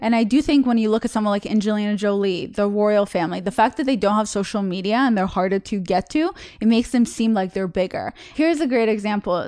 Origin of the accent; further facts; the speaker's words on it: Russia; moved away; I'm from Russia